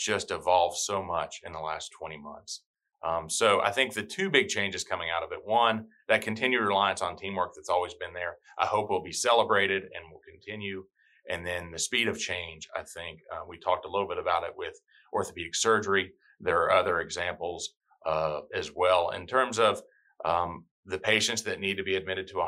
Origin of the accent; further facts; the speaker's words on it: Tennessee, United States; moved away as an adult; also born or lived in Alabama / Birmingham, Alabama; now in Hilton Head Island, United States; I'm born and raised in Tennessee. I'm a Southern boy.